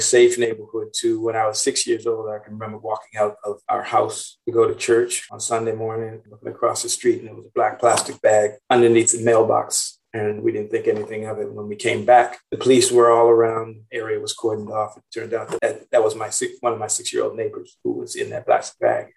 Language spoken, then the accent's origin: English; Boston, Massachusetts, United States; now in San Francisco, United States; I grew up in Roxbury, which is part of Boston.